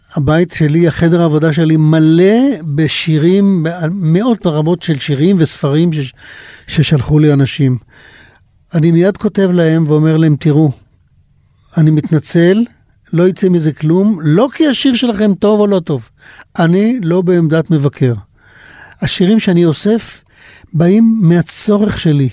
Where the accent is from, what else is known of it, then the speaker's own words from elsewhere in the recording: Pardes Hanna-Karkur, Haifa District, Israel; also born or lived in Kibbutz Mishmarot; אנחנו נולדנו אולי חמישה קילומטר אחד מהשני, הוא בבנימינה ואני במשמרות, גדלתי בפרדס חנה